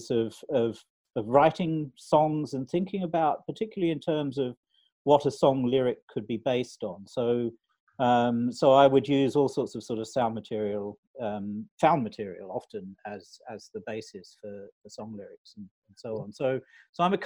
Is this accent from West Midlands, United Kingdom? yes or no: no; London, United Kingdom; moved away as an adult; also born or lived in Australia; I'm from London originally